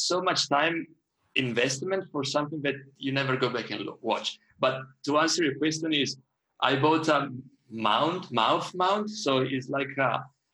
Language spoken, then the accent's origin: English; Trieste, Friuli-Venezia Giulia, Italy; I was born in Italy. It was 1981. And a town called Trieste, which was, I still love it. It's a wonderful town. It was right on the border with what used to be Yugoslavia, and now is Slovenia. I very like the place where I grew up.